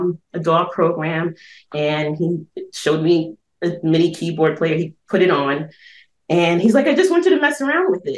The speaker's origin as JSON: {"language": "English", "town": "New York City", "region": "New York", "country": "United States", "tie": "born or raised there", "said": "I'm originally from Brooklyn"}